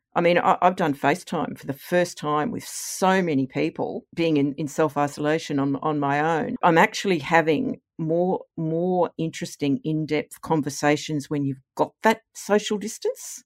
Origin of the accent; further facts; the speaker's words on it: Queensland, Australia; moved away as an adult; also born or lived in Canberra; now in Nerang, Australia; growing up in Sir Joe's police state